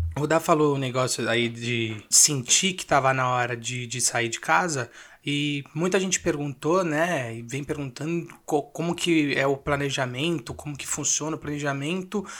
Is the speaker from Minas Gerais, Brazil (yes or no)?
no; Mooca, São Paulo, Brazil; eu morei a vida inteira na Moca e comprei um apartamento na Moca